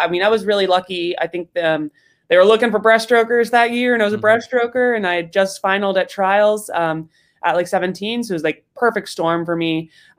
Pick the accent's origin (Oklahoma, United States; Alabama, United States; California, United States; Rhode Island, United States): Rhode Island, United States; Rhode Island.